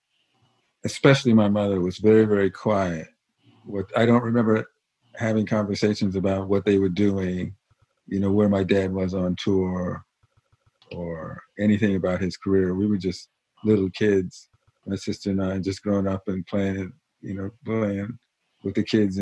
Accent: Los Angeles, California, United States; when I was a kid growing up in Los Angeles

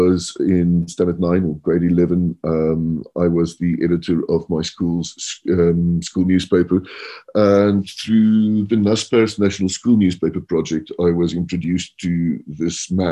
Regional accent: Stellenbosch, Western Cape, South Africa; moved away as an adult; also born or lived in London; now in Johannesburg, South Africa; I grew up in Stellenbosch

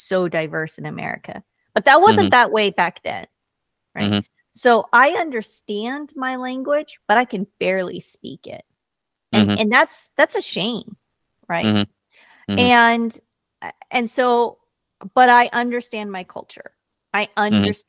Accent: United States; first language Korean; I am American, born and raised here, and very proud

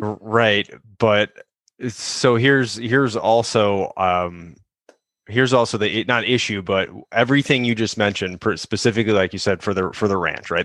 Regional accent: Chicago, Illinois, United States; now in Southern California, United States; growing up in Chicago

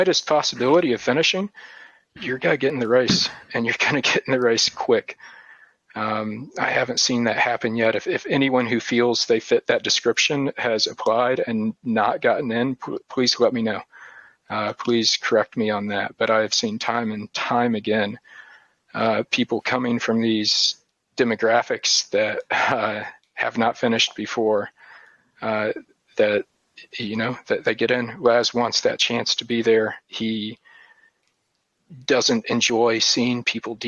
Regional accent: Appalachian Mountains, United States; also born or lived in Tennessee / North Carolina; I'm from the Appalachian Mountains

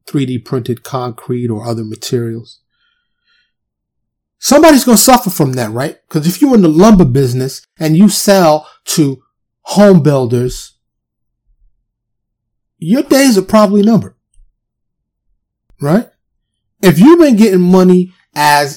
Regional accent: New York City, New York, United States; moved away as an adult; also born or lived in California / Florida; now in Dallas, United States; I'm from New York, born and raised

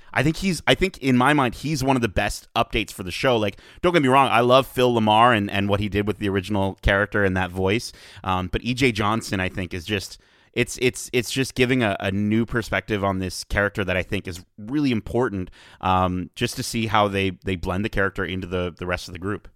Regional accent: Canada; as a Canadian

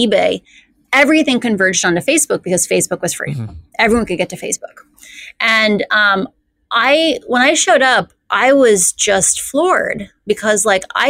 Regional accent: Iowa, United States; I grew up in Iowa

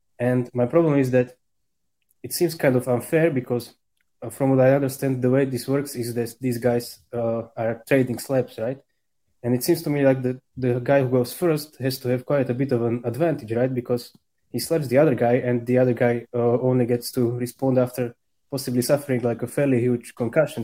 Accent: Slovakia; I'm from Slovakia

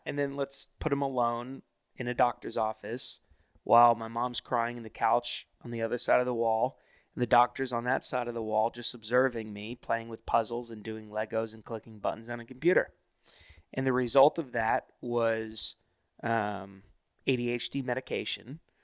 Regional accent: Hilton Head Island, South Carolina, United States; I grew up in Hilton Head Island, South Carolina

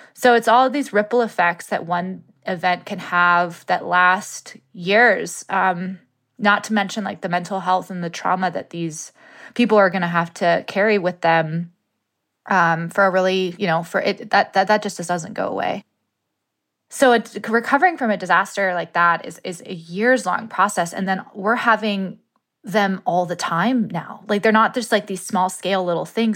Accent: Woolsey fire area, California, United States; the Woolsey fire went through my hometown

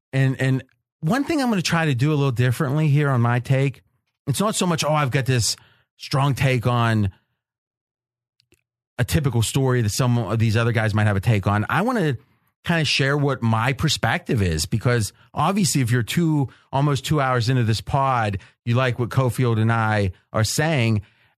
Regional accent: Wisconsin, United States; It was like, that's my hometown, right? Even though I was mid 80s and graduated in 88.

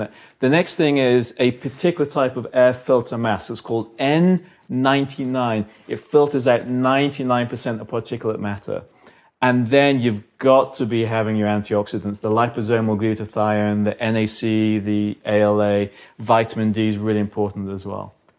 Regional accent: London, United Kingdom; I'm from London

